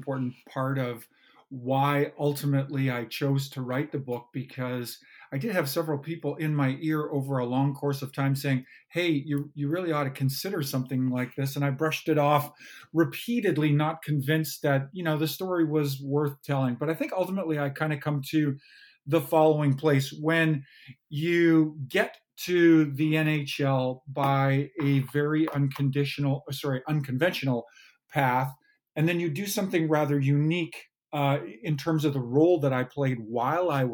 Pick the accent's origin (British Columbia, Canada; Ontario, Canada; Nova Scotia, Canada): British Columbia, Canada; Kamloops; as a young boy growing up in Kamloops, British Columbia.